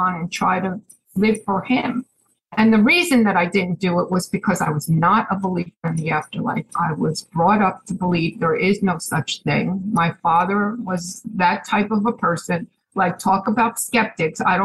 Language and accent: English; Chatham, New Jersey, United States; moved away as an adult; now in Pennsylvania, United States